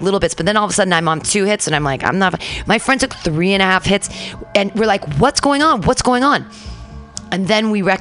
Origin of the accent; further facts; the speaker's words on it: Danville, California, United States; I grew up in Danville